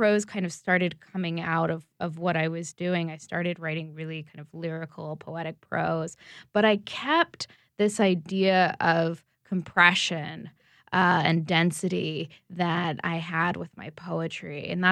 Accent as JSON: {"language": "English", "town": "Baton Rouge", "region": "Louisiana", "country": "United States", "tie": "born or raised there", "moved": "yes", "lives_now": "Conroe, United States", "said": "I'm living in East Texas right now, but I grew up in Baton Rouge"}